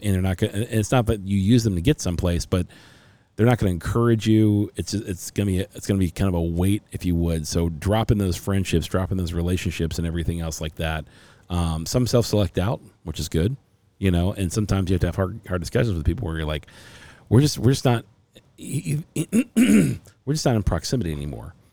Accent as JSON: {"language": "English", "town": "Cincinnati", "region": "Ohio", "country": "United States", "moved": "yes", "lives_now": "Arizona, United States", "said": "I'm from Cincinnati, Ohio originally."}